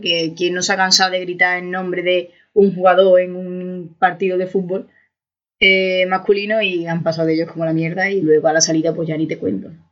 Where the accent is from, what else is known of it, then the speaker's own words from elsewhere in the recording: Seville, Andalusia, Spain; yo soy de Sevilla